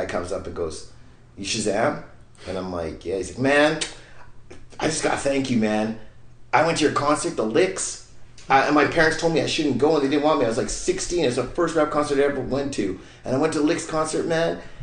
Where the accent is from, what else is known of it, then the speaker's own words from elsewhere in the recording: Winnipeg, Manitoba, Canada; we're from Winnipeg